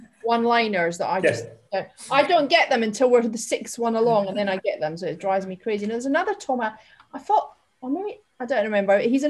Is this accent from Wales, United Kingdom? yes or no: no; Scotland, United Kingdom; accent: Scottish; And I obviously I'm Scottish, but have kind of lost that thick accent and the words.